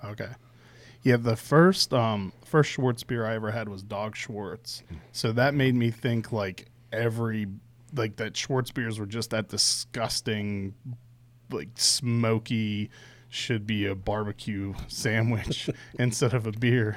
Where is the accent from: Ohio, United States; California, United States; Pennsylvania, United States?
Pennsylvania, United States; outside of Pittsburgh; moved away; where I grew up outside of Pittsburgh